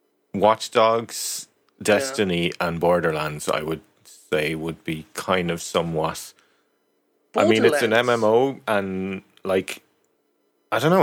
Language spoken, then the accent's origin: English; Ireland; I come from Ireland